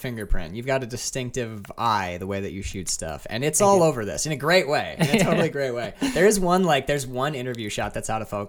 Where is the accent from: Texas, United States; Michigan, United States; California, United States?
Michigan, United States; Lake Linden; moved away as an adult; also born or lived in Ann Arbor, Michigan; I was born in Ann Arbor, but then I moved immediately up to like the Houghton Hancock area. I grew up in Lake Linden.